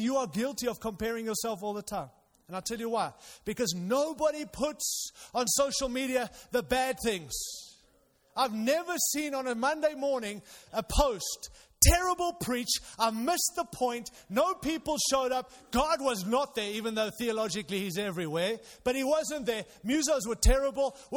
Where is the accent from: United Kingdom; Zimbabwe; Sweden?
Zimbabwe; moved away; I was born in Zimbabwe, Rhodesia in those days